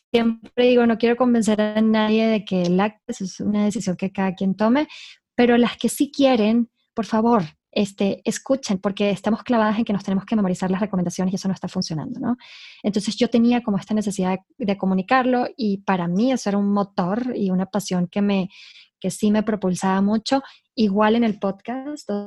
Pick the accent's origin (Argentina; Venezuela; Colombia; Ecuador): Venezuela; accent: hybrid; now in Mexico; Yo soy, por si me oyen un acento híbrido, soy de Venezuela.